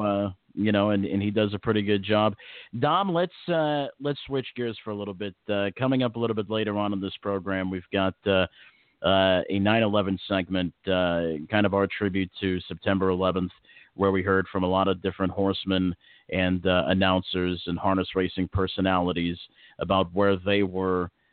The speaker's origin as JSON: {"language": "English", "town": "Chicago", "region": "Illinois", "country": "United States", "tie": "born or raised there", "said": "I'm an old Chicago guy and uh, was uh, born and raised"}